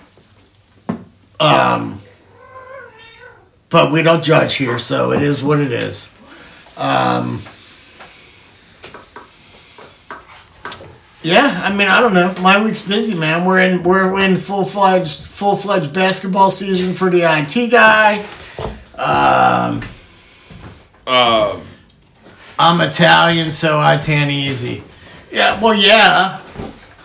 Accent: Canada; moved away; We're Canadian.

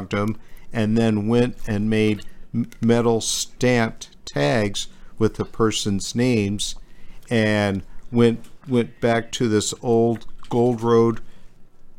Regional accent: Kingman, Arizona, United States; I grew up in Kingman. The family moved there in 1968

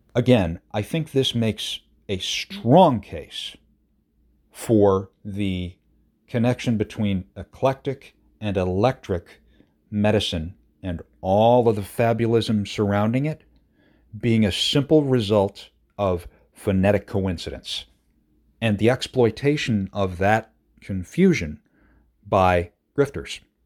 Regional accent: Madison County, New York, United States; I grew up in Madison County, uh, just, it's the neighboring county

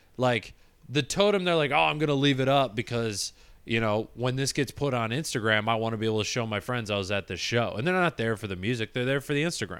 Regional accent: Michigan, United States; born or raised there

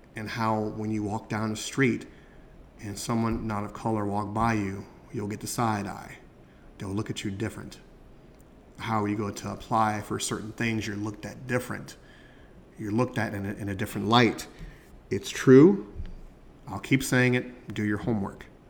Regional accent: United States; as a black man growing up in America

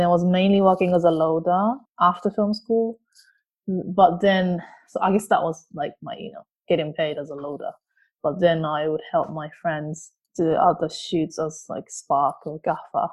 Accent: Japan; English is a second language; moved away as an adult; now in London, United Kingdom; I'm originally from Japan. I moved here about 14 years ago. I moved to London about 14 years ago.

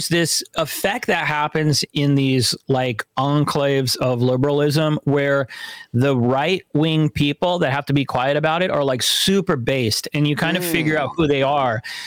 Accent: California, United States; We were both born and raised in California

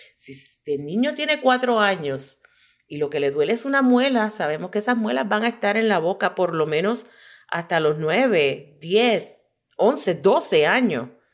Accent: Puerto Rico; moved away as an adult; now in Michigan, United States; nacida y criada en Puerto Rico

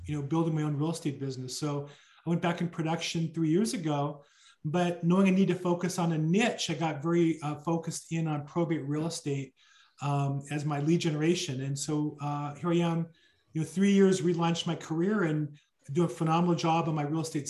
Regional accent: Orange County, California, United States; grew up in Orange County, California

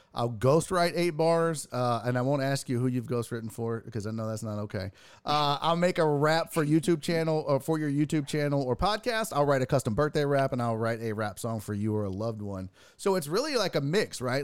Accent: Houston, Texas, United States; born and raised in Houston

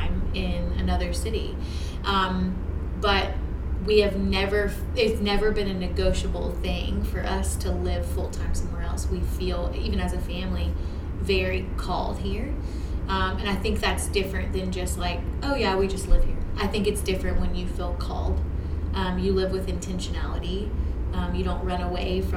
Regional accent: Shreveport, Louisiana, United States; I was born and raised here in Shreveport

